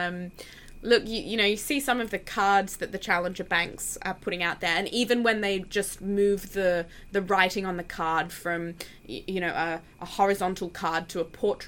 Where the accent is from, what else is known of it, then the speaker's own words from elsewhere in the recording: Australia; I'm from Australia